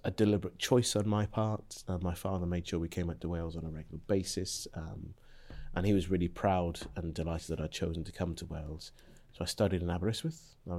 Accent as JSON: {"language": "English", "country": "Zambia", "tie": "born there", "said": "Well, it's a bit of an odd route, because I was born in Zambia in 1974."}